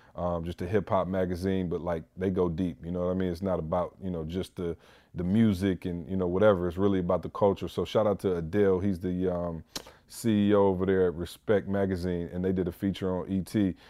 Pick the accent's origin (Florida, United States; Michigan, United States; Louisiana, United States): Michigan, United States; Lansing; in Lansing, Michigan, my hometown